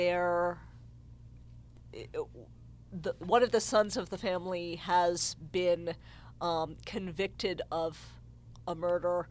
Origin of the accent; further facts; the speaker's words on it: New Jersey, United States; I'm a white girl from New Jersey